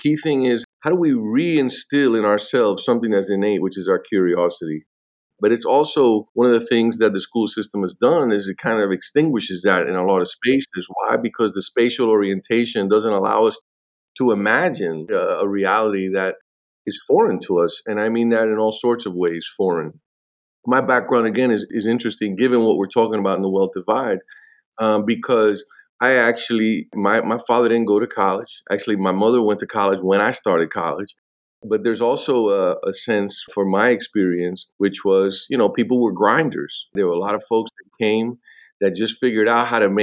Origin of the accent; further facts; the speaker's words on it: Miami, Florida, United States; also born or lived in Atlanta, Georgia; I was born in Atlanta, Georgia, but raised in Miami. I went to Miami when I was 3 years old